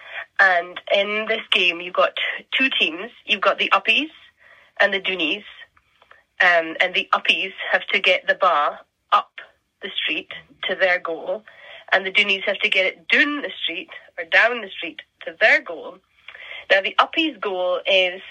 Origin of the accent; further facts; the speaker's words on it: Orkney, Scotland, United Kingdom; I'm from Scotland. I'm from the Northern Isles of Scotland. I'm from Orkney.